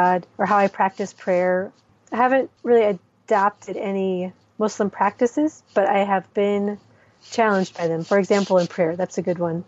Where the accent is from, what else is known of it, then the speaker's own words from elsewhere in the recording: Minnesota, United States; moved away as an adult; also born or lived in Somalia; now in Djibouti; I am originally from Minnesota, but my family has spent the last 17 years in the Horn of Africa